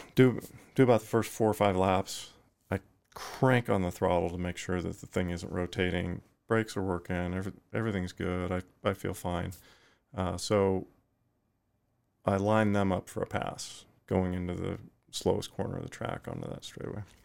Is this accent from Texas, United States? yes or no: yes; Fort Worth, Texas, United States; also born or lived in Effingham, Illinois; eventually early in life, moved to Fort Worth, Texas, and that's where I spent my, my time growing up